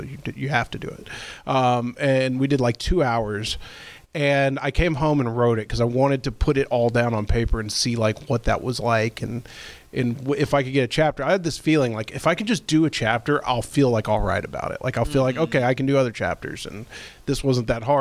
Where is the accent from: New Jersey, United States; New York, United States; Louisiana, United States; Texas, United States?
Texas, United States; Irving; I grew up in Irving and went to high school from 99 to 2003